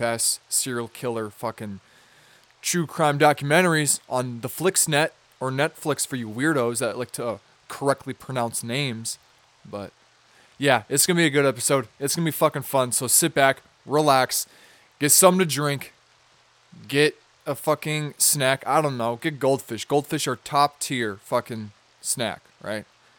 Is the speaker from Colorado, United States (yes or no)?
no; Minnesota, United States; Minnesota, my home state. The state that I reside